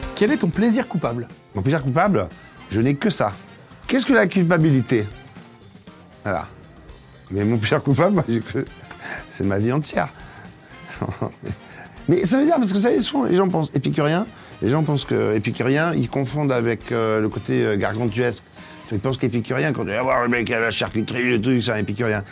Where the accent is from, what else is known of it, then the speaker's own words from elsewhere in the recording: Marseille, Provence-Alpes-Côte d'Azur, France; je viens de Marseille. Et je suis un Marseillais.